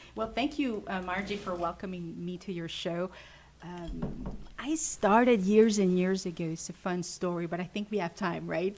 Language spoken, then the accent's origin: English; Montreal, Quebec, Canada; English is a second language; also born or lived in Western Canada; I'm French Canadian, originally from Montreal